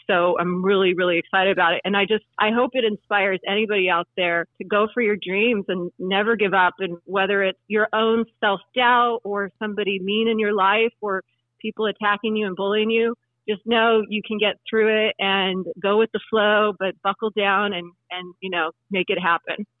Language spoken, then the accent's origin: English; Oregon, United States; moved away; also born or lived in California / Greenwood, Indiana; even though I'm from Oregon originally